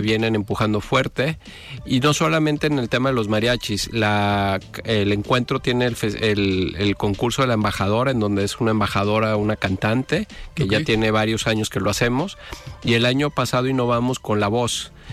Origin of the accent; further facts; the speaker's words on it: Jalisco, Mexico; como mexicanos, pero sobre todo como jaliscienses